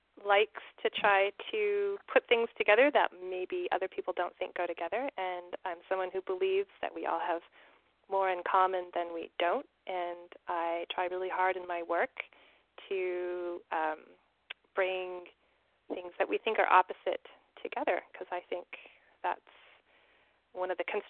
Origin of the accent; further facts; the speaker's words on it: California, United States; now in New York, United States; I grew up in California, and I had a comfortable home and a mom and a dad